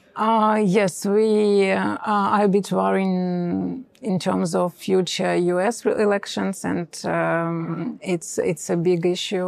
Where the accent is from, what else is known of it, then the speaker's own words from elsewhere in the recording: Eastern Ukraine, Ukraine; English is a second language; moved away as an adult; now in Kyiv, Ukraine; I'm from Eastern Ukraine, from occupied um, territories